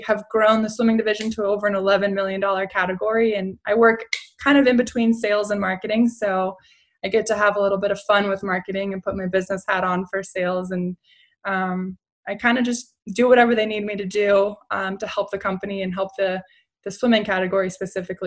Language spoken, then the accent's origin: English; Long Beach, California, United States; my hometown of Long Beach, and I was the only qualifier to live in Long Beach